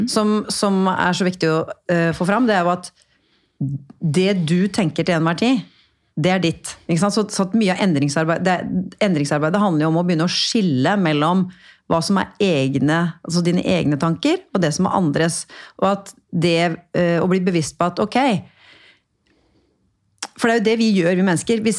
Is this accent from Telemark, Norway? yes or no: yes; Porsgrunn, Telemark, Norway; harry dama, herri dama fra Porsgrunn eh, og snakker så breit. Eh, Eh, og jeg la jo da om dialekta mi litt, ikke sant?